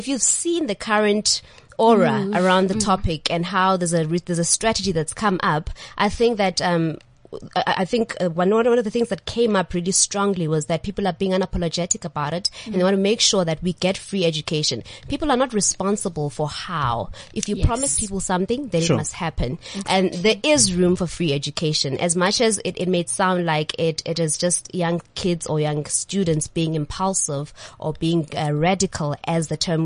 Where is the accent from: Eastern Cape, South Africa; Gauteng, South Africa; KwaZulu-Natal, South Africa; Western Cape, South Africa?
Eastern Cape, South Africa; Born and bred in the Eastern Cape.